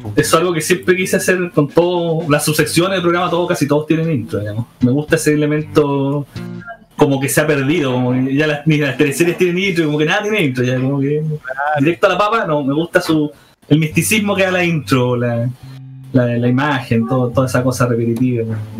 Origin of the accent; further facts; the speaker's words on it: Iquique, Tarapacá, Chile; moved away as an adult; also born or lived in Santiago; yo soy originario de Iquique, pero en esa época estaba en Santiago